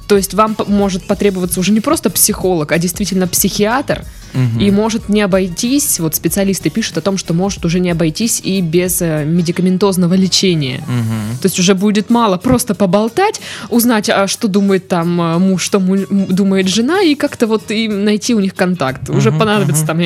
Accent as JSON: {"language": "Russian", "town": "Tomsk", "region": "Tomsk Oblast", "country": "Russia", "said": "А, я же частично из Томска."}